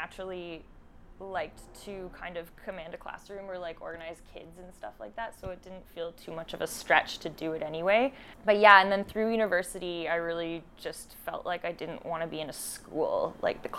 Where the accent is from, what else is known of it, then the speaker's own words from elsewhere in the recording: Ajax, Ontario, Canada; moved away as an adult; now in Montreal, Canada; I'm from Canada. I grew up in Ontario